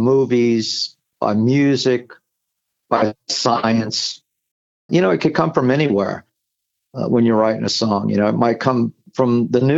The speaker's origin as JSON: {"language": "English", "town": "New Orleans", "region": "Louisiana", "country": "United States", "tie": "born or raised there", "moved": "as an adult", "lives_now": "Long Island, United States", "said": "people I grew up with in New Orleans"}